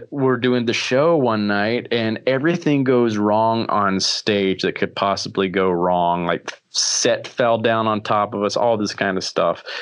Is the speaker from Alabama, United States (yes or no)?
yes; Alabama, United States; I grew up in Alabama